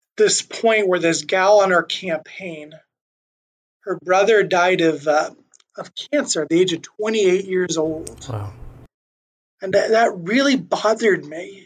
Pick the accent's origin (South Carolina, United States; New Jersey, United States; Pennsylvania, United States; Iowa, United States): Iowa, United States; Earlham; also born or lived in Lincoln, Nebraska / Omaha, Nebraska; most of my years, I grew up in a small town in uh, west central Iowa called Earlham